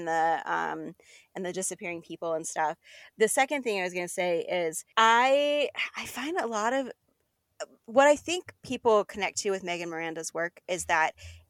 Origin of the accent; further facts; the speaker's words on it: southern Arizona, United States; now in Seattle, United States; I'm originally from Arizona